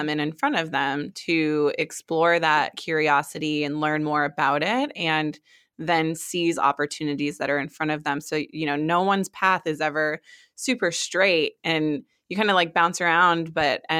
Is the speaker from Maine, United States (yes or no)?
yes; Maine, United States; also born or lived in Hawaii; I always tell people that I'm from Maine, but I actually was born in Hawaii and moved all over the place.